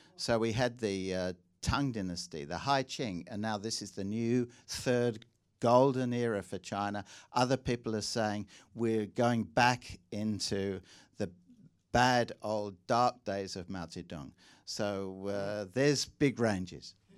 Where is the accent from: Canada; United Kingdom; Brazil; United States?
United Kingdom; England; accent: slightly English; now in Australia; my slightly English accent